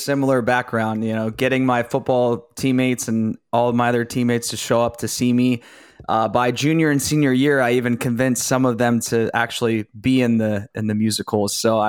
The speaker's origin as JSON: {"language": "English", "region": "Ohio", "country": "United States", "said": "from Ohio, yeah."}